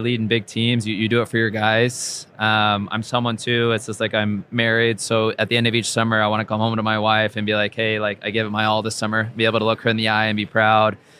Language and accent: English; Orange County, Southern California, United States; I grew up in Orange County, down in Southern California